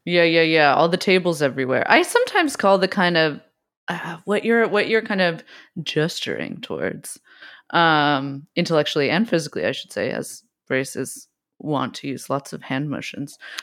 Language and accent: English; West Coast, United States; I also grew up. We grew up on the West Coast.